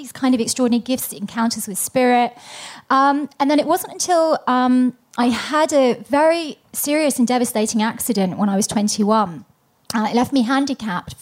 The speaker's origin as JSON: {"language": "English", "region": "London", "country": "United Kingdom", "tie": "born or raised there", "moved": "yes", "said": "I was born in London, England"}